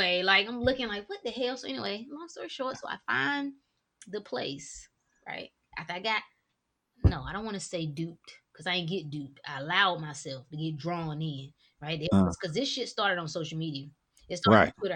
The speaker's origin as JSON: {"language": "English", "region": "North Carolina", "country": "United States", "moved": "as an adult", "lives_now": "Washington, DC area, United States", "said": "I'm originally from North Carolina."}